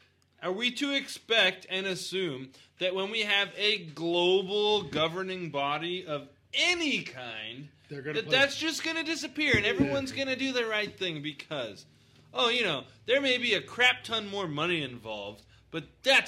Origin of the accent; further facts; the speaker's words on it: United States; You know, granted, this is all from my American history perspective. You know, I grew up in Christian school and then went to American public school, which is probably even more of an indoctrination.